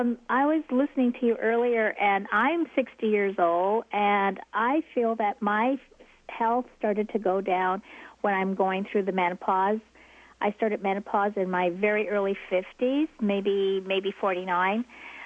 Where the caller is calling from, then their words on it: California, United States; Northern California.